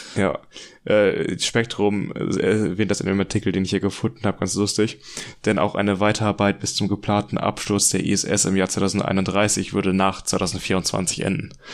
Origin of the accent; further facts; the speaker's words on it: Germany; wir als Deutsche